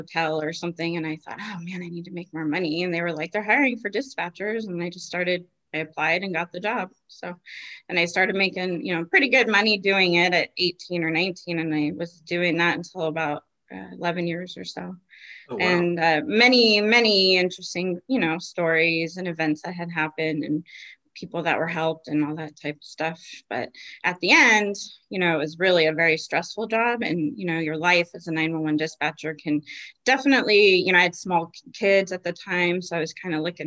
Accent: East Bay, San Francisco Bay Area, California, United States; moved away as an adult; also born or lived in Martinez, California; now in Battle Ground, United States; I grew up in the East Bay, just kind of east of San Francisco on the other side of Oakland. I was born in Martinez and Bay Area resident until about 3

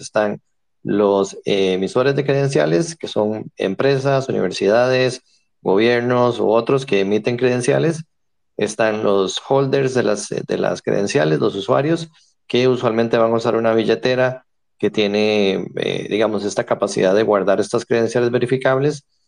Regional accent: San José, Costa Rica; soy de San José, Costa Rica

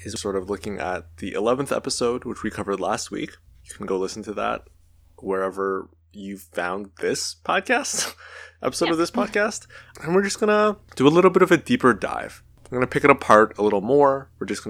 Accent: Canada; I'm Canadian, doesn't affect me at all.

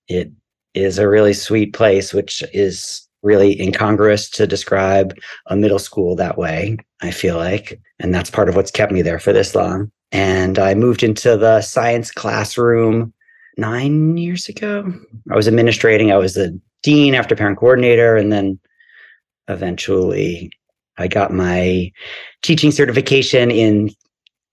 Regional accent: New York City, New York, United States; I grew up here in New York in deep Brooklyn by the beach.

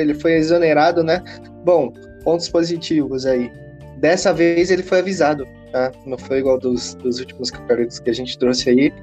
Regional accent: Brazil; eu como brasileiro

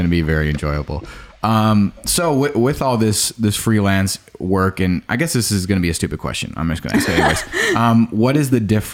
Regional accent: Franklin, United States; I'm from Franklin.

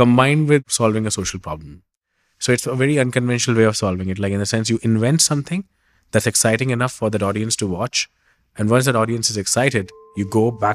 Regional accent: Delhi, India; I grew up in Delhi, one of the most intensely humanly populated and polluted cities around the world

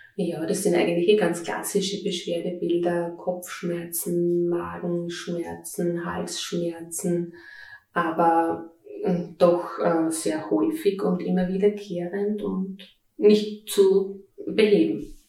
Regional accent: Styria, Austria; Ich bin eine äh, stolze Steirerin mit 46 Jahren

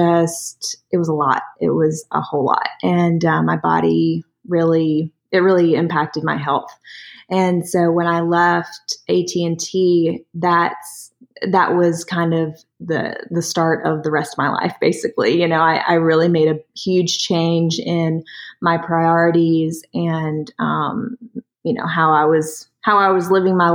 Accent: Durham, North Carolina, United States; also born or lived in Charlotte / Winston-Salem; my adoptive parents brought me home to Durham, and I grew up there all my life

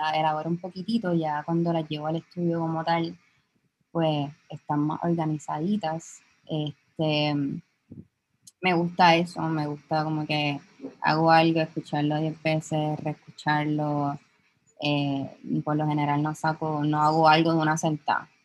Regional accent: San Juan, Puerto Rico; soy de Santulce

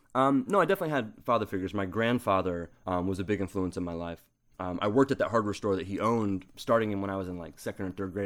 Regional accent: Southern Ohio, United States; now in Hawaii, United States; I grew up in Southern Ohio

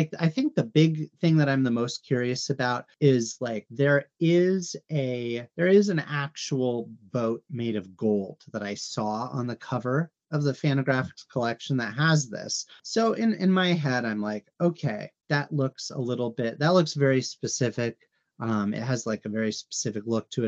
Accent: California, United States; I grew up in California

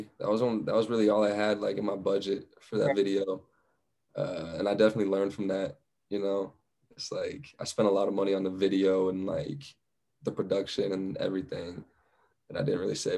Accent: Flagstaff, Arizona, United States; born or raised there; also born or lived in Phoenix

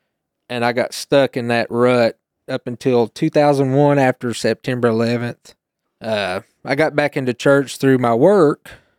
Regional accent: Oak Ridge, Tennessee, United States; I grew up in Oak Ridge, and my grandparents, they went to New Salem, which is on 61.

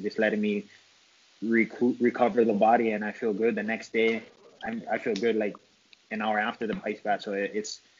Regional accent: Hawaii, United States; I'm from Hawaii.

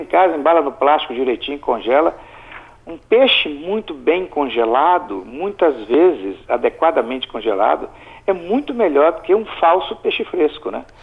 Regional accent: Alegre, Espírito Santo, Brazil; eu nasci e fui criado no Principado do Alegre

